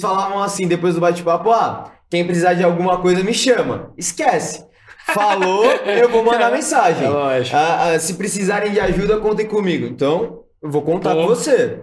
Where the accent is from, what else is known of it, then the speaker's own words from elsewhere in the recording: Santos, São Paulo, Brazil; now in São Paulo, Brazil; eu vim de Santos, ah, sou nascido e criado em, né, ah, em Santos, litoral de São Paulo.